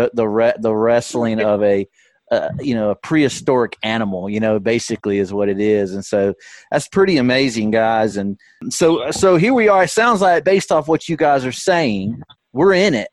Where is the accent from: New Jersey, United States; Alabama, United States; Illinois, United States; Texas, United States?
Alabama, United States; the Shoals; I grew up in the Shoals, which is on, you know, Pickwick